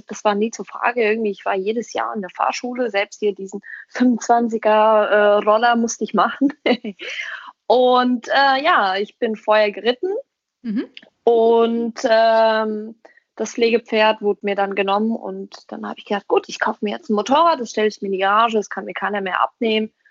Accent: Weilburg, Hesse, Germany; born there; now in Gießen, Germany; und ich selbst bin in Weilburg geboren und lebe jetzt in Gießen

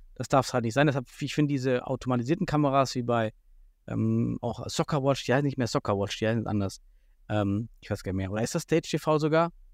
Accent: Southern Thuringia, Germany; moved away; ich bin aus Südthüringen

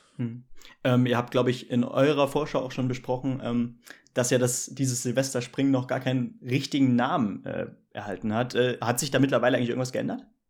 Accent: Hesse, Germany; als Hesse

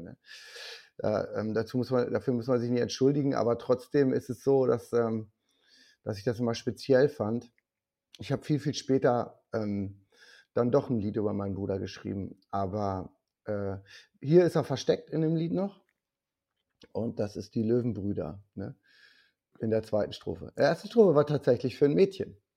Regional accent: Rheda-Wiedenbrück, North Rhine-Westphalia, Germany; ich komme aus Reda Wiedenbrück, das ist bei Gütersloh

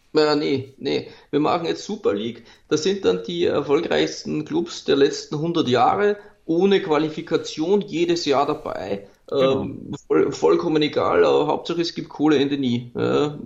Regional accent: Austria; bei uns in Österreich

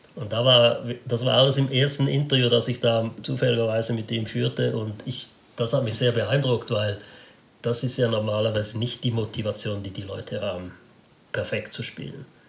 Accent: Switzerland

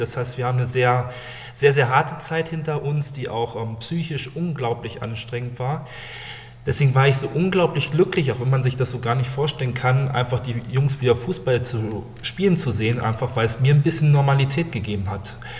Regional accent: Neustadt am Rübenberge, Lower Saxony, Germany; also born or lived in Hannover; Habe sehr, sehr lange in, ja, wirklich in Neustadt, in meiner Heimatstadt gespielt

